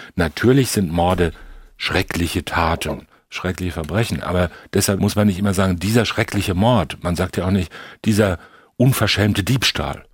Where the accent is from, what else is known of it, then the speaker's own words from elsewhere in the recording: Germany; wir sind ja aufgewachsen in Deutschland